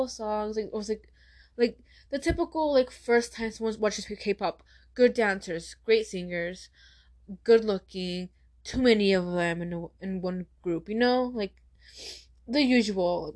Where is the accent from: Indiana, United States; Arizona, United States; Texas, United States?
Arizona, United States; Tucson; I am from Tucson, Arizona